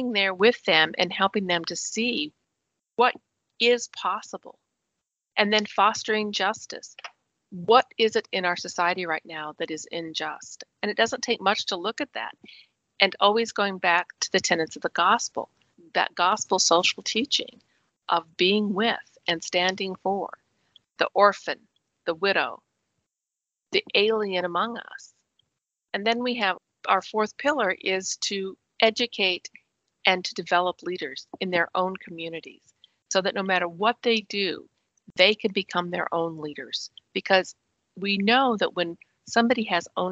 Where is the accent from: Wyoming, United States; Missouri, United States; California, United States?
Wyoming, United States; moved away; I was born and raised in Wyoming, which is very, very rural